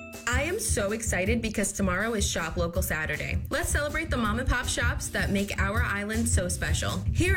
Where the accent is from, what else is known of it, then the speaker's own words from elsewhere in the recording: Lindenhurst, New York, United States; Growing up in Lindenhurst has turned me on to Patsy's and Son Italian Bakery.